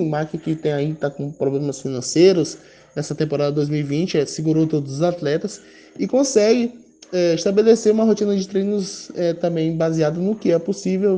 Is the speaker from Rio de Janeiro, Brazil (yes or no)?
no; Baixada Maranhense, Maranhão, Brazil; da Baixada Maranhense, que é inclusive da região de onde eu sou